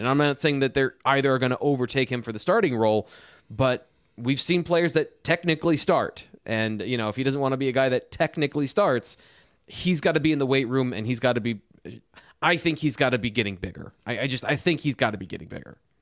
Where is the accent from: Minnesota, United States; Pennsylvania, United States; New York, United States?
Pennsylvania, United States; just south of Jamestown, New York; I grew up just south in Pennsylvania from that area